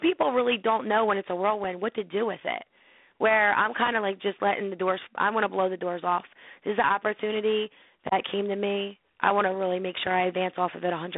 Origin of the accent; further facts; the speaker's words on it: Philadelphia, Pennsylvania, United States; where I was born and raised in Philly.